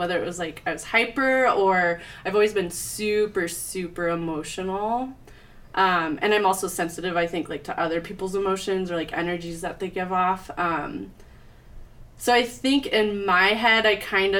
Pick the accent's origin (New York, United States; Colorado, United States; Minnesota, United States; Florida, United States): Colorado, United States; Littleton; I grew up in Littleton, Colorado.